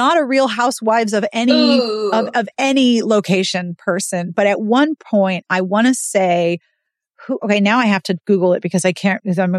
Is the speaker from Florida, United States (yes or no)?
yes; Florida, United States; Sorry, your pets don't scare me. I'm from Florida.